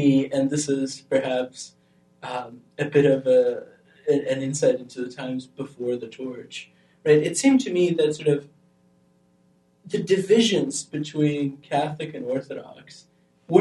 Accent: Albania; moved away; I grew up in Albania

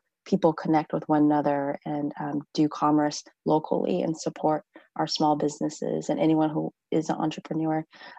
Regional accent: College Station, Texas, United States; I've been in this community most of my life. I grew up here in Bryan College Station, and I returned here when I got really pregnant and brought my husband home about 8-9 years ago to be back with my family.

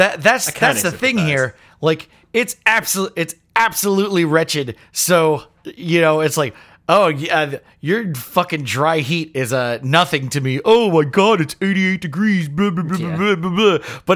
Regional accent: Florida, United States; I'm from Florida. I have absolutely no feelings for you about your fucking humidity complaints.

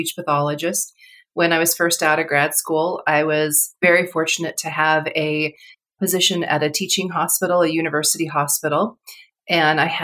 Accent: Colorado, United States; moved away as an adult; also born or lived in Southern California; I grew up in Colorado.

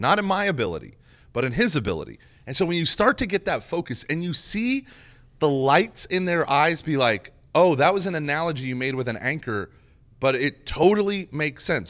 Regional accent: Oklahoma, United States; moved away; growing up in Oklahoma

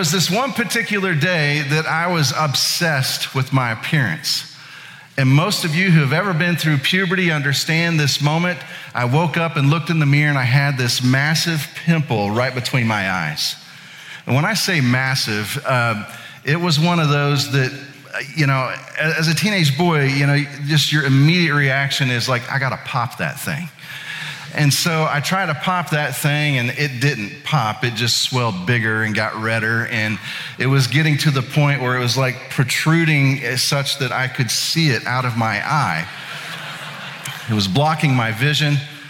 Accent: Indiana, United States; now in Atlanta, United States; My wife is a native of Atlanta. I am actually originally from Indiana. But 2 decades in the South, you're gonna hear some y'alls come out of me every now and then.

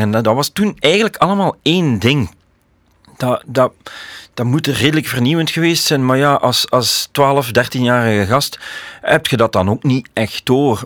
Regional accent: Leopoldsburg, Flanders, Belgium; also born or lived in Koersel, Beringen; wij woonden eigenlijk in Leopoldsburg.

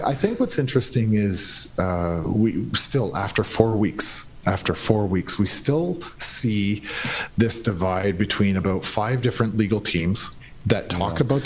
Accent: Canada; his presence was really irrelevant to me as a Canadian.

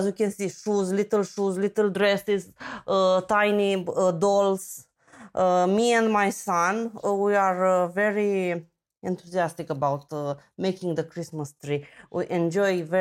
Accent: Romania; English is a second language; also born or lived in Constanța; I'm from Romania. I'm from a small town in the mountains, but right now I live in Constanța at the seaside

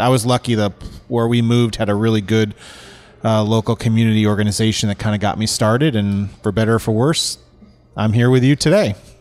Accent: California, United States; born or raised there; moved away as an adult; also born or lived in New England; now in Atlanta, United States

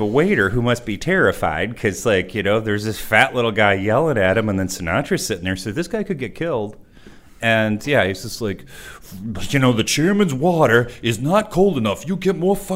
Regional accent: Michigan, United States; moved away; I'm from Michigan originally

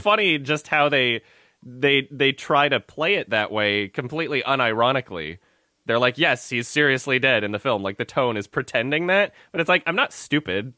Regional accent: Canada; I'm Canadian

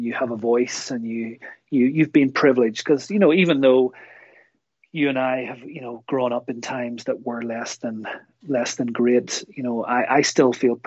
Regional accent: Kilkeel, Northern Ireland, United Kingdom; moved away as an adult; also born or lived in Newry / Newcastle, County Down / Belfast; now in Canada; I grew up, I was born in Newry, and I grew up sort of Kilkeel area, sort of South Down

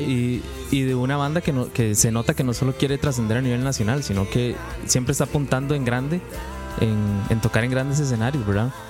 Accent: Turrialba, Cartago, Costa Rica

